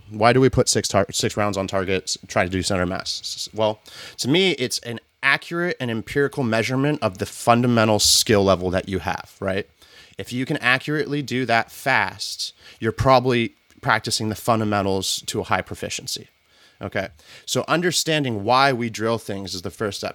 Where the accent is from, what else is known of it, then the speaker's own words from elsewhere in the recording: the South, United States; I grew up in the South